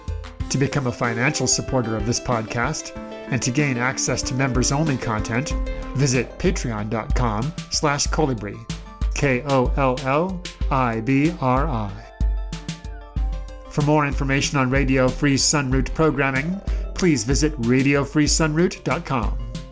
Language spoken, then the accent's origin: English; Nebraska, United States; I'm from Nebraska.